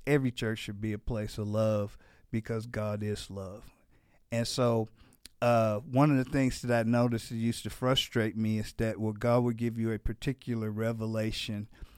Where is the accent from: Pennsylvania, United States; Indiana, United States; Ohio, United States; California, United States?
Indiana, United States; Gary; Yeah, I'm from Gary, Indiana, originally, just outside of Chicago, probably about a half an hour from Chicago.